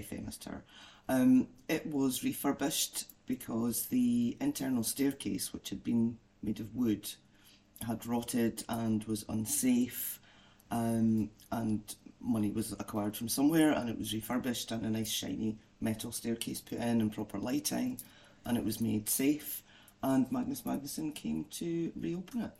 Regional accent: Abernethy, Scotland, United Kingdom; I was also born and brought up in Abernethy

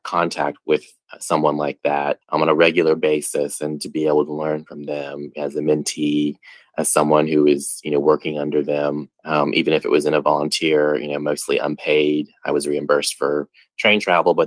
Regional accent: Hickory, North Carolina, United States; moved away as an adult; also born or lived in England / Ireland; now in Washington, D.C., United States; I grew up in Hickory, North Carolina, and that's a small southern town

